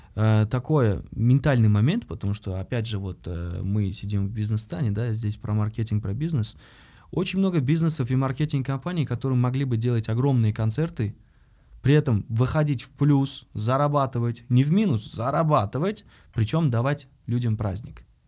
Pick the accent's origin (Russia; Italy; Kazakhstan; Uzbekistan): Uzbekistan; Я как любой узбек